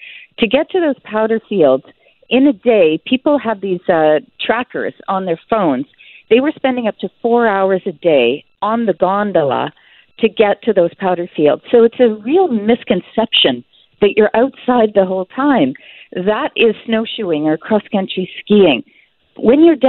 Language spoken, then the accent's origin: English; Canada; as a Canadian on Canadian soil